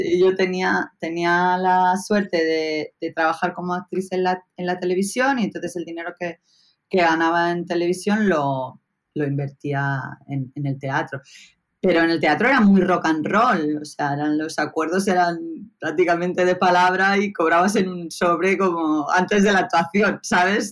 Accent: Pontevedra, Galicia, Spain; also born or lived in Barcelona; Crezco en el, barrio de, Los Algueiriños, en Pontevedra

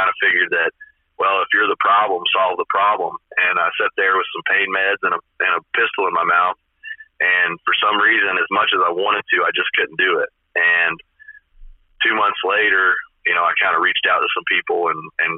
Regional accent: Paint Lick, Kentucky, United States; I grew up in Paint Lake, Kentucky, right? It's just a small ass town

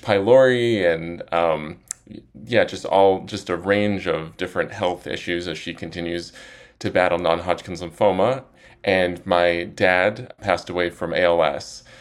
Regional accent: Salt Lake City, Utah, United States; now in Austin, United States; I'm from Salt Lake City

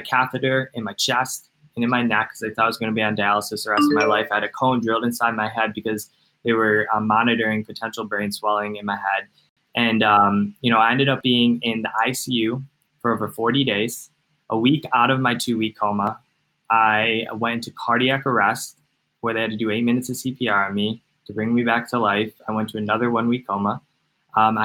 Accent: Cleveland, Ohio, United States; I'm from Cleveland, Ohio.

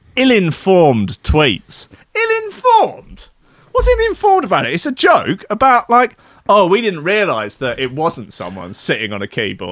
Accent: Wales, United Kingdom; As a Welsh person, this doesn't bother me at all.

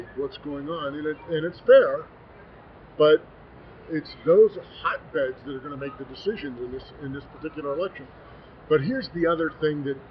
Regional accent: Arizona, United States; my home state of Arizona

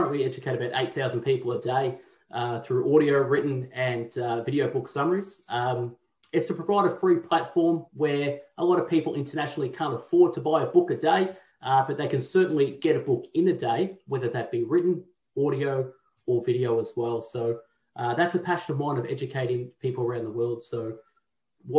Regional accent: Melbourne, Victoria, Australia; born and raised in Tullamarine, right near the airport

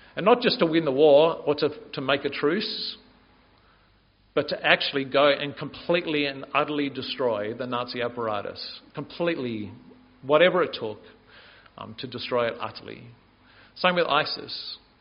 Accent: Canberra, Australian Capital Territory, Australia; I grew up in Canberra

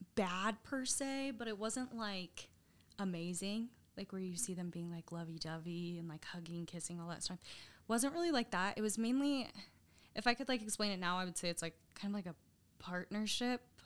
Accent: Sandy, Utah, United States; I grew up in Sandy, um, pretty much since always

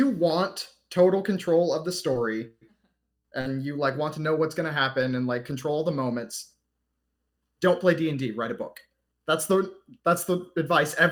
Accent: Bakersfield, California, United States; moved away; I was born and raised in Bakersfield, California, and I've moved all over this country at this point

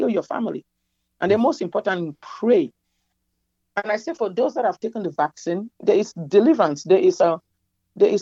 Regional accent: Cameroon; moved away as an adult; also born or lived in Nigeria / New York, United States; now in United States; My country, my home country, Cameroon, my birth country, Cameroon

